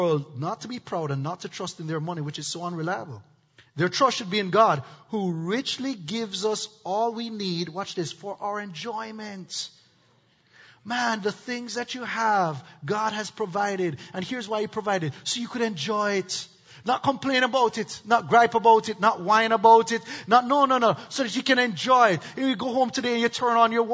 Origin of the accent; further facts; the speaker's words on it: Jamaica; now in United States; I'm from Jamaica.